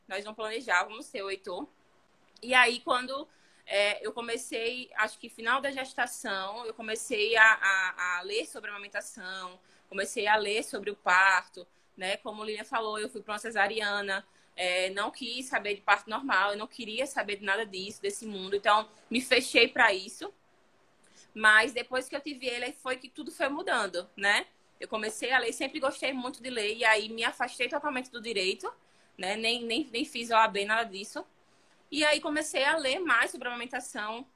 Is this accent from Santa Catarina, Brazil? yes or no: no; Maceió, Alagoas, Brazil; aqui em Maceió, né? Falando disso, eu sou de Maceió